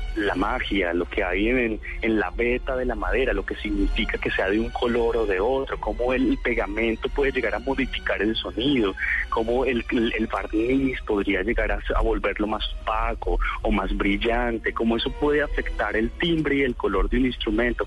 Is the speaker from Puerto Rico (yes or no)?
no; Colombia; nosotros somos como colombianos